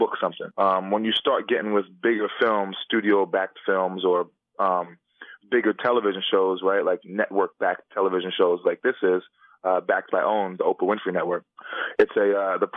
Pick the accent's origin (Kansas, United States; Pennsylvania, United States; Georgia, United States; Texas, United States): Pennsylvania, United States; Philadelphia; I grew up in Philly